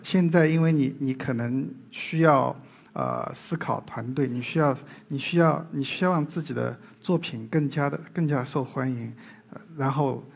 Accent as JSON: {"language": "Chinese", "region": "southern Jiangsu-Zhejiang area", "country": "China", "tie": "born or raised there", "accent": "southern Mandarin", "said": "我小时候就在江浙南边的一个非常小的村镇里生活，小时候，呃，跟表哥们上山下水的，呃，野孩子"}